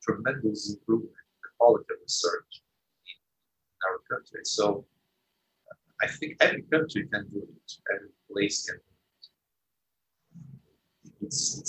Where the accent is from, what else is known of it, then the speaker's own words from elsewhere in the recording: Brazil; we are from Brazil or from the third world